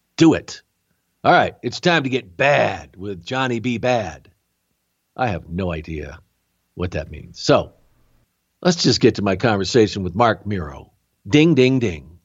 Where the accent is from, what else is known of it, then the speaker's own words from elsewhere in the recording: Rochester, New York, United States; I was born in Rochester